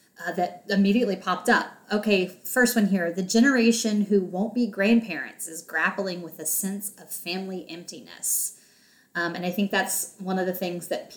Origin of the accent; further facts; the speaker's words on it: the South, United States; growing up in the South